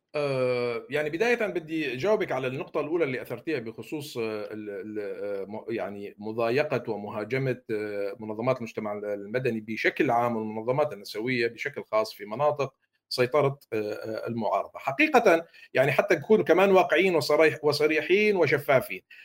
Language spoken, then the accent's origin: Arabic; Syria; moved away; علينا كسوريين